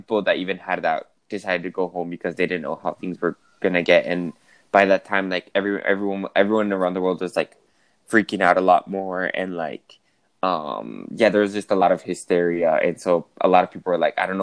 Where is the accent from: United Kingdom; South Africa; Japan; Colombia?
Colombia; Bogotá; moved away as an adult; also born or lived in United States; I'm from Colombia, from Bogota, but I went to school to college in the United States.